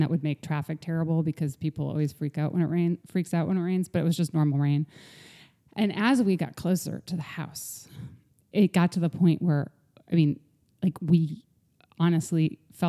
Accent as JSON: {"language": "English", "region": "Midwest", "country": "United States", "tie": "born or raised there", "said": "I grew up in the Midwest"}